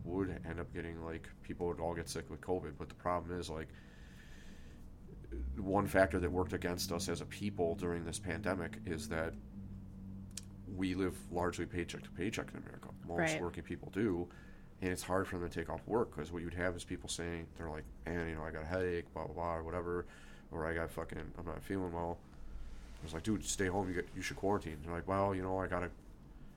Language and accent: English; United States; as an American